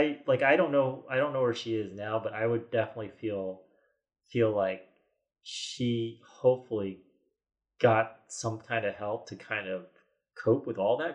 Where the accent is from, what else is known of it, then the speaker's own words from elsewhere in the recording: United States; a kid growing up in America